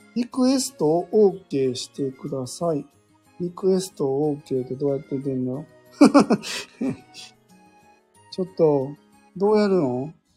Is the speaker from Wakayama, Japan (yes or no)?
yes; Wakayama, Japan; 関西、僕和歌山なんですよ